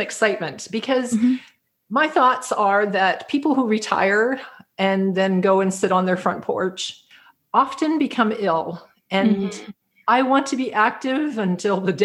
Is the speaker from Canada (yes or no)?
yes; Canada; also born or lived in Toronto, Ontario; now in New Brunswick, Canada; I am a Canadian, and I live in a little province called New Brunswick